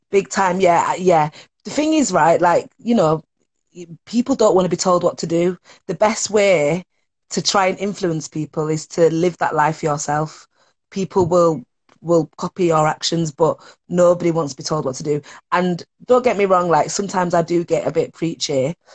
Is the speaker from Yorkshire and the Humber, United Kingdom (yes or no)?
yes; Leeds, Yorkshire and the Humber, United Kingdom; Look, I grew up in Leeds You know what I mean?